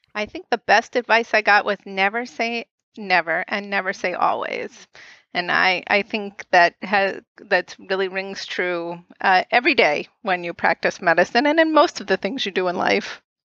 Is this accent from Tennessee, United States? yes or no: no; right outside of Boston, Massachusetts, United States; I grew up right outside of Boston